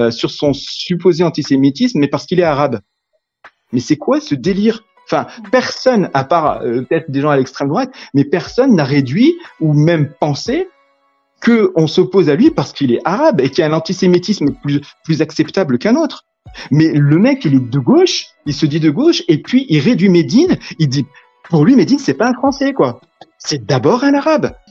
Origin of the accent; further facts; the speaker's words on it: France; Je suis français, point. Peu importe mes origines, mes croyances, je suis français, point.